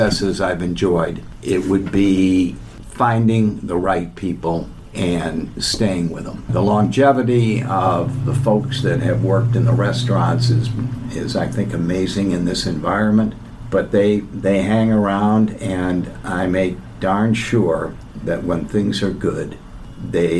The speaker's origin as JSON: {"language": "English", "region": "Midwest", "country": "United States", "said": "I'm from the Midwest"}